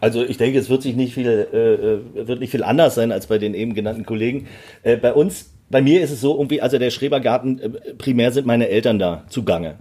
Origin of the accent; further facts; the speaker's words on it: Berlin, Germany; ich bin mit sieben Jahren äh, nach Berlin ausgewandert.